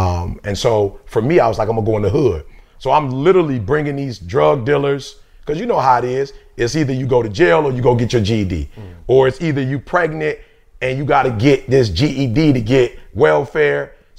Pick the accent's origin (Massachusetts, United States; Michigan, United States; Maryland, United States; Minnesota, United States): Michigan, United States; Detroit; also born or lived in Chicago; So just growing up in Detroit, I'm originally from Chicago.